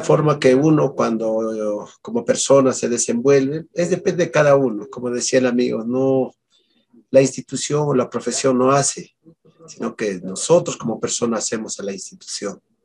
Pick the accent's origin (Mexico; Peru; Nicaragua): Peru; La Mar Province, Ayacucho; Como yo soy acá de Ayacucho y de la provincia de La Mar